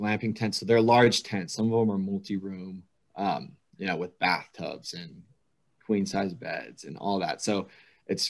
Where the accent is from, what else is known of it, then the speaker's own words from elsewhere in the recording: Billings, Montana, United States; also born or lived in Auburn, Alabama; I was born and raised in Montana in Billings.